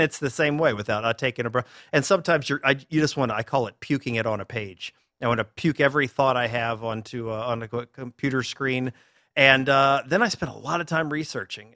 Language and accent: English; Durham, North Carolina, United States; moved away as an adult; now in Orlando, United States; I grew up in Durham, North Carolina